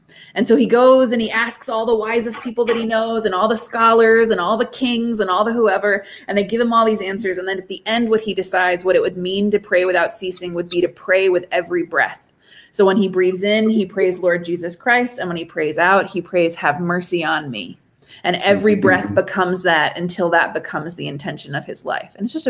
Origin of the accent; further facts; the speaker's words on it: Japan; So I grew up in Japan. So like, I think a lot about Buddhist concepts of prayer because they're the first ones I ran into.